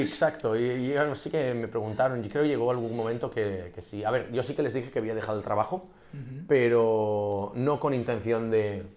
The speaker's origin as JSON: {"language": "Spanish", "region": "Catalonia", "country": "Spain", "also_born_or_lived": "Munich", "said": "Soy un catalán preñado"}